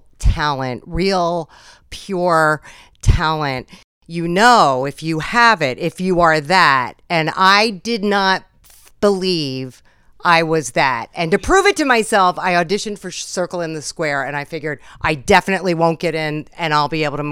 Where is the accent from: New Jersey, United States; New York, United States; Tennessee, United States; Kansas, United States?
New Jersey, United States; I'm from South Jersey. I'm a freaking sand flea. I'm a piney.